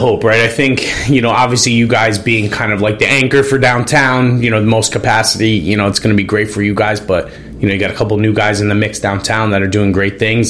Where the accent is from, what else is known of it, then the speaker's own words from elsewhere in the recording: Norwalk, Connecticut, United States; also born or lived in New London; I'm 34, dude.